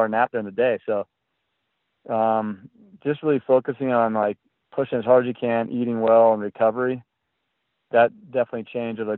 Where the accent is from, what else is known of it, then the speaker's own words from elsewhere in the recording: California, United States; also born or lived in Vermont; I grew up in California